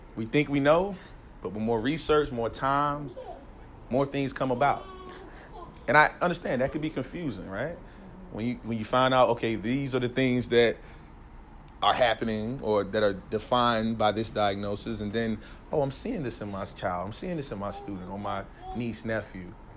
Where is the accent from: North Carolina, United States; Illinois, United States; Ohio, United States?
North Carolina, United States; moved away as an adult; now in San Jose, United States; I grew up in North Carolina, East Coast, Southern East Coast